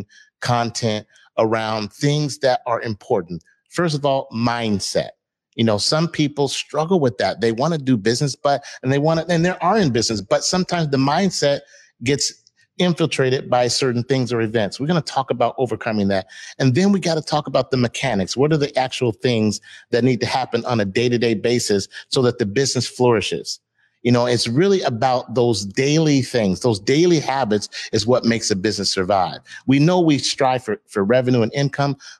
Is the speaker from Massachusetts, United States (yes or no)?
no; Seattle, Washington, United States; my hometown, the roots where I'm from, Seattle, Washington